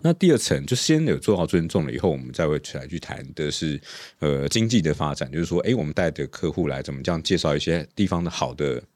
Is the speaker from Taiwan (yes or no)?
yes; Taipei, Taiwan; 第五代的大稻城人啊。是，是，从小在大稻城长大，嗯。一直到现在也住在大稻城